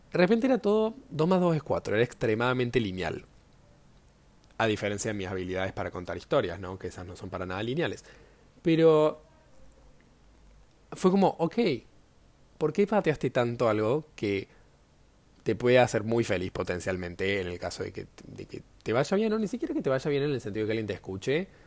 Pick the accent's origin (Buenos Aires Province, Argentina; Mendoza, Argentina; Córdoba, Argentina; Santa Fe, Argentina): Córdoba, Argentina; now in Buenos Aires, Argentina; Ahora estoy viviendo en Buenos Aires, pero yo soy de Córdoba diría, ¿no?